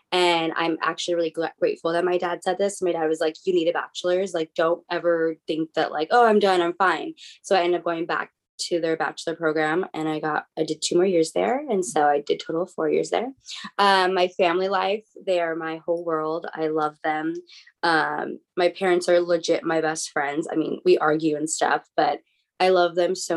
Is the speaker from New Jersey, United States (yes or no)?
no; La Habra, California, United States; I grew up in La Habra, California